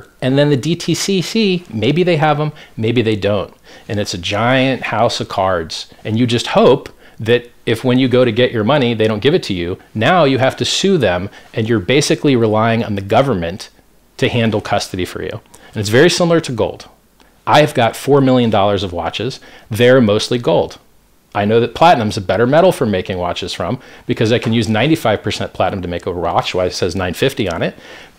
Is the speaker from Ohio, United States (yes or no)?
no; Miami, Florida, United States; So I grew up in Miami.